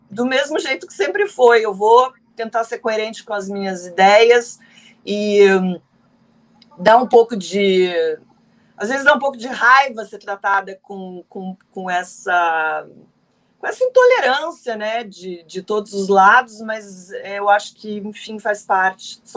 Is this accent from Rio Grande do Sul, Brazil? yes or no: no; Paraná, Brazil; o paranaense, eu sou paranaense